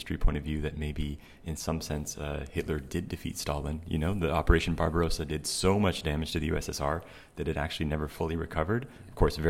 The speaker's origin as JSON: {"language": "English", "country": "United States", "moved": "yes", "lives_now": "Europe", "said": "as an American living in Europe"}